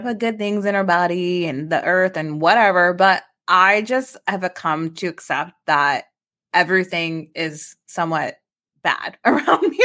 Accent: Midwest, United States

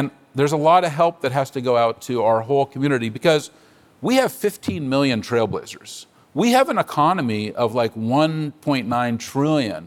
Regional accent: San Francisco, California, United States; I'm a native San Franciscan. I was born on Divisadero Street

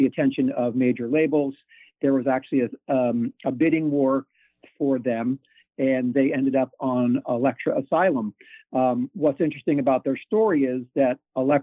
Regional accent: Princeton, New Jersey, United States; I grew up in Princeton, New Jersey.

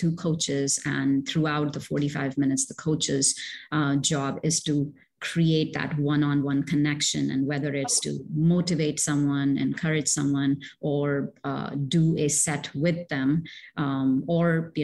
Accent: India; moved away; also born or lived in Middle East; I'm originally from India, and I've lived in the Middle East

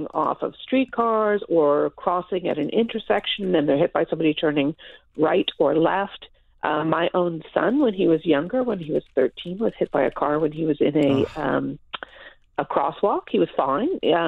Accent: Toronto, Ontario, Canada; I was born and raised in Toronto. I grew up here.

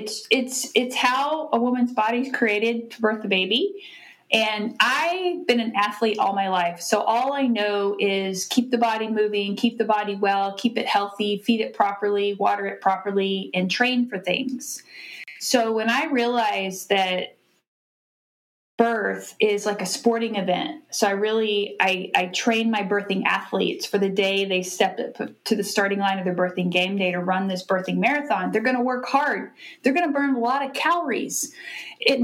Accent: Austin, Texas, United States; moved away as an adult; now in Kennedale, United States; I grew up in Austin, Texas, but now I live in Kennedale, Texas

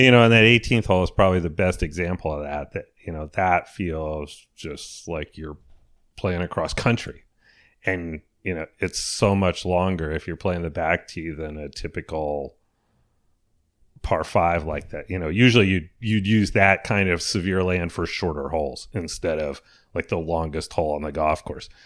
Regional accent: Connecticut, United States; I grew up in Connecticut

